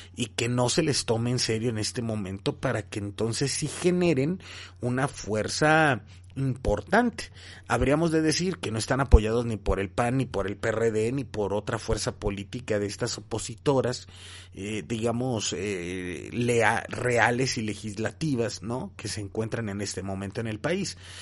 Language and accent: Spanish; Mexico; todos fuimos testigos como mexicanos